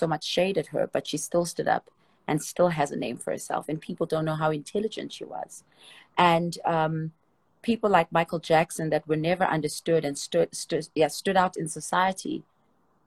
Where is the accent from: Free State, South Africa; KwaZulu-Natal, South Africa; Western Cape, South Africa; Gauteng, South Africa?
Gauteng, South Africa; Soweto; I come from Soweto. And if you don't know what Soweto is in Soweto, it's like the projects in South Africa.